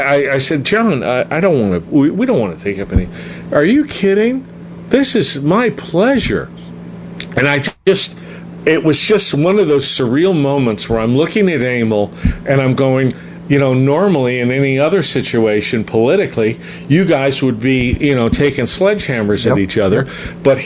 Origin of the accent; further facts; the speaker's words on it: Glendale, United States; now in Arizona; Well, now I live in Arizona, but I grew up in Glendale.